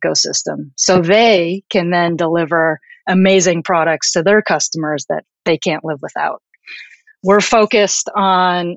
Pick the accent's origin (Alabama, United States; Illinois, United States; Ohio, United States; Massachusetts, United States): Illinois, United States; Chicago; also born or lived in Tokyo / New Jersey / New York; now in San Francisco, United States; I am Japanese American and I grew up in the suburbs of Chicago.